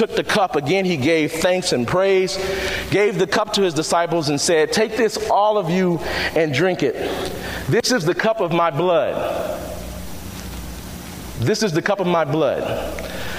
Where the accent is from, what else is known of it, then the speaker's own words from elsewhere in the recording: Chicago, Illinois, United States; I come from Chicago on the west side of town, and I was raised a Catholic.